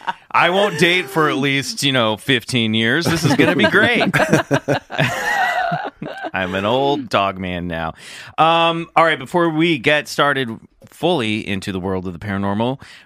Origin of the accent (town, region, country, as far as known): Kansas City, United States; born or raised there